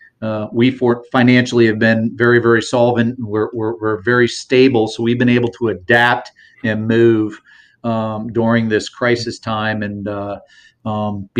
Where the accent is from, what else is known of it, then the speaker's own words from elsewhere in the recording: Maine, United States; now in Southwest Florida, United States; I'm originally from Maine